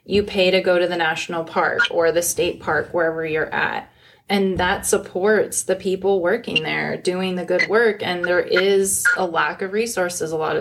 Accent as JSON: {"language": "English", "town": "Phoenix", "region": "Arizona", "country": "United States", "tie": "born or raised there", "said": "I grew up in Phoenix"}